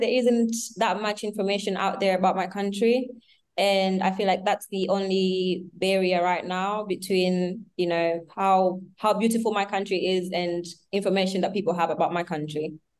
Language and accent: English; Tanzania; sorry about that. I'm from Tanzania and born and raised in Tanzania, and I am 21 years old right now.